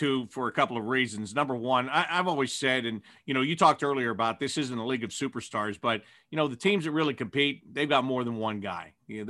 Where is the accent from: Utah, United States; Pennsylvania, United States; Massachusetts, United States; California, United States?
Pennsylvania, United States; Pittsburgh; I come from the Pittsburgh area.